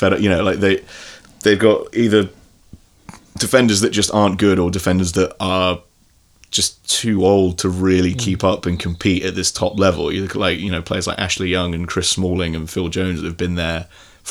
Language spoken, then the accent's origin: English; Ireland; as an Irishman